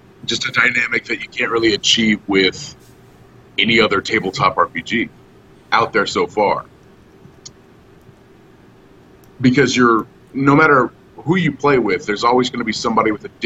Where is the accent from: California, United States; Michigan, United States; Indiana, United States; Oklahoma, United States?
Oklahoma, United States; I'm from Oklahoma.